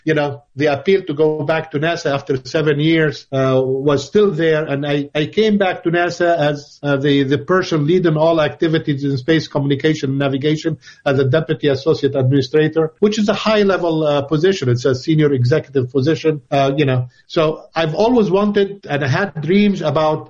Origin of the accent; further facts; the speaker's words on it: Lebanon; moved away as an adult; also born or lived in Grenoble, France; I originated in Lebanon. I was born in Lebanon